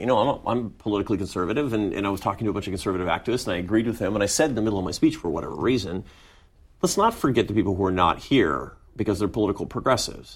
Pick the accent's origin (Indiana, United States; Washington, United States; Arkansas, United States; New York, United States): Washington, United States; Seattle; I grew up in Seattle, Washington